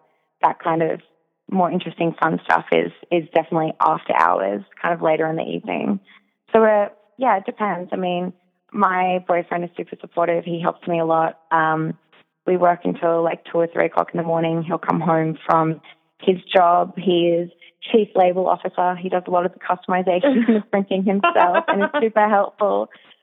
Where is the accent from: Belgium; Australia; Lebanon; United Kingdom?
Australia; I'm Australian myself